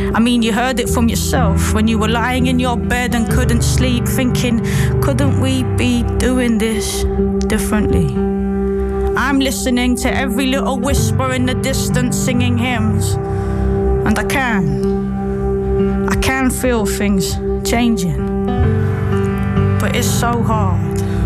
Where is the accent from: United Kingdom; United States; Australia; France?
United Kingdom; as a Brit